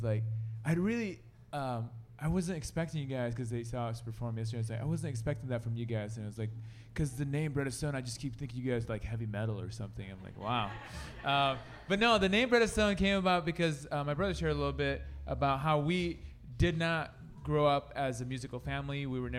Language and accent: English; Sioux City, Iowa, United States; We're from Sioux City, Iowa, so that's western part of Iowa. All of us, … originally is from Ohio, but we converted him, and now he's a Sioux Citian.